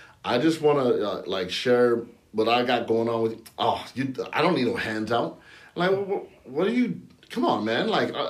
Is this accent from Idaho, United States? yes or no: no; San Bernardino, California, United States; growing up in San Bernardino, California